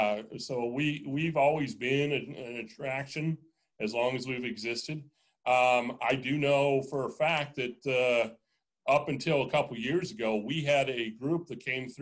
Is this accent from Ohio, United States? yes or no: no; Kansas, United States; also born or lived in Seattle, United States; I am a carpetbagger. I grew up in Kansas, have lived all over the United States, and most recently, when I came here, I was north of Seattle, Washington.